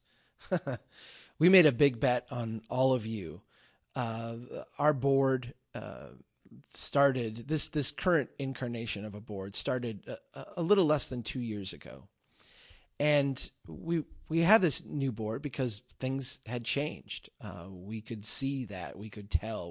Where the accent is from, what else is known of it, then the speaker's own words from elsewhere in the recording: Brainerd, Minnesota, United States; I gave a talk here in my hometown. Uh, we had Brainerd History Week